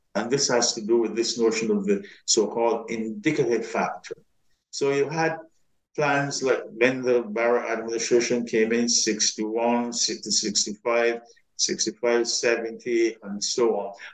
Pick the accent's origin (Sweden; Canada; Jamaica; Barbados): Barbados; moved away as an adult; now in United States; when I was growing up in Barbados